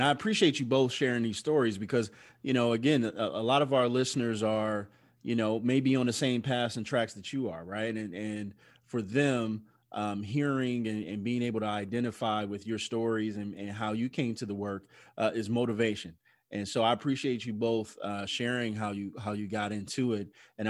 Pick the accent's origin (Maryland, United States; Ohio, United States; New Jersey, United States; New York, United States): Ohio, United States; Canton; I grew up in Canton, Ohio.